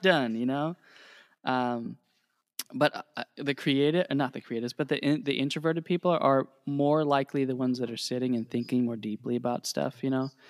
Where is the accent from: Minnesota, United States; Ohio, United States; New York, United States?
Ohio, United States; moved away as an adult; also born or lived in Indiana; I grew up in Ohio